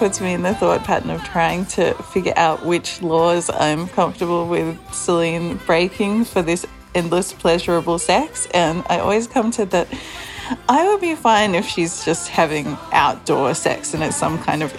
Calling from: Australia; I'm calling from Australia.

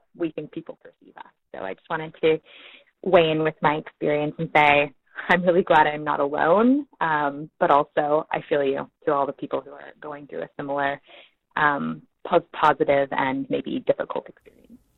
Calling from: Alameda, California, United States; also born or lived in Mexico; I'm calling from Alameda, California

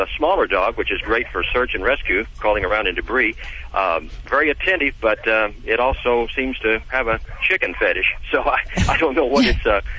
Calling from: Altus, Oklahoma, United States; I'm calling from Tornado Alley in Oklahoma, Altus, Oklahoma.

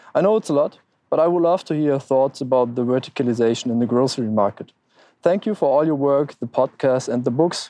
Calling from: Lisbon, Portugal; English is a second language; I'm …, 25, and I'm calling you from Lisbon, although I'm originally from your wife's home country, as you probably hear.

